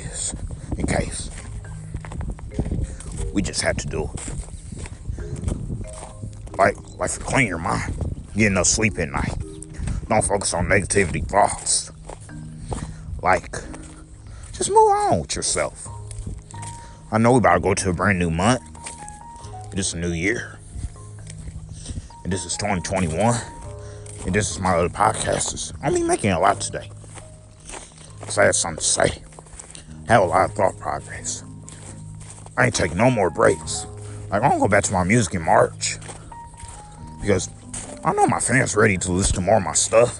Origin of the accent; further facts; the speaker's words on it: United States; I'm American.